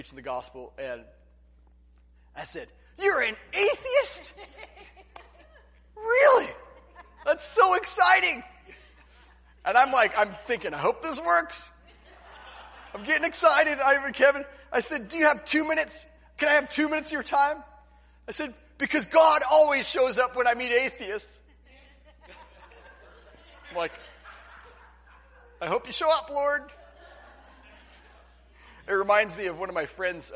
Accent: La Grande, Oregon, United States; I grew up in La Grande, Oregon

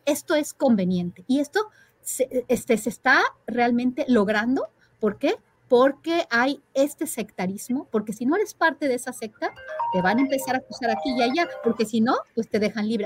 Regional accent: Mexico

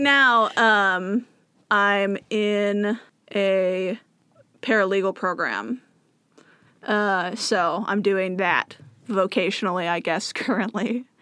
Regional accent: Moses Lake, Washington, United States; moved away as an adult; now in Bellevue, United States; it's my hometown

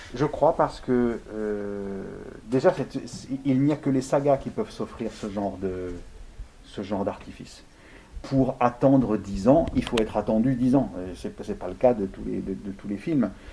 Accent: Lyon, Auvergne-Rhône-Alpes, France; j'ai vécu beaucoup chez les Italiens à Gerland, à Lyon. J'ai J'y ai été élevé

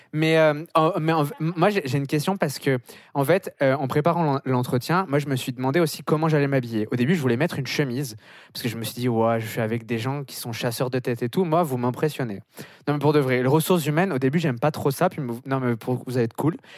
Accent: France; moved away as an adult; now in Montreal, Canada; on est français

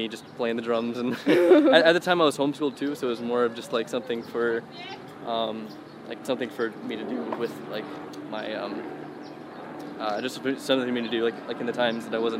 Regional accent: Georgia, United States; moved away as an adult; Yeah, yeah, I'm from Georgia. That's where I like grew up and kind of got into acting and everything was in Georgia. I moved out here like in September.

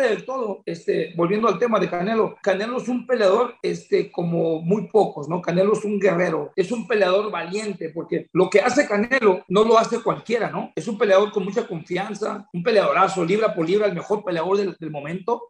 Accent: Jiquilpan, Michoacán, Mexico; moved away; Jiquilpa, Michoacán, mi tierra, ahí nací

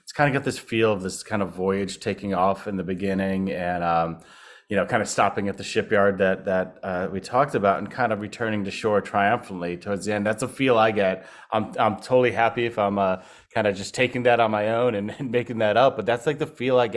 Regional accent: Fairfax, Virginia, United States; I'm Fairfax, Virginia

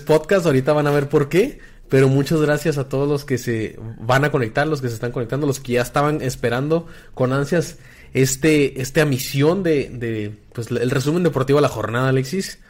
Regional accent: Chihuahua, Mexico; nosotros somos de Chihuahua

